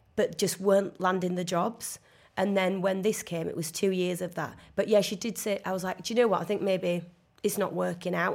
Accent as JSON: {"language": "English", "town": "Leeds", "region": "Yorkshire and the Humber", "country": "United Kingdom", "accent": "northern", "said": "I'm from Leeds and people do talk like"}